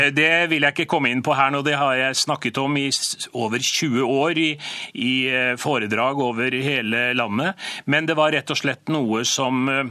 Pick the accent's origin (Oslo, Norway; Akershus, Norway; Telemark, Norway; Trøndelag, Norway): Trøndelag, Norway; Byneset; oppveksten på Byneset, i et trygt og fint og godt miljø